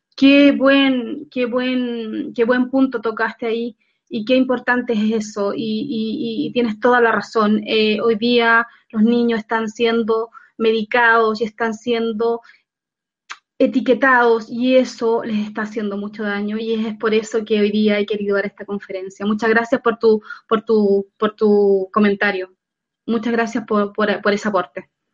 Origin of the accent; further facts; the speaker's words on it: Chile; acá en Chile, en mi país